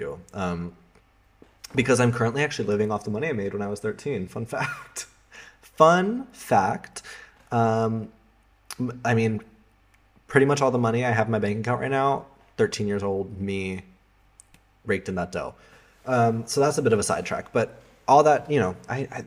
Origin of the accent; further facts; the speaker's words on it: Colorado, United States; also born or lived in Amsterdam, Netherlands; now in Berlin, Germany; in my hometown, Colorado, it has like 300 days of sunshine per year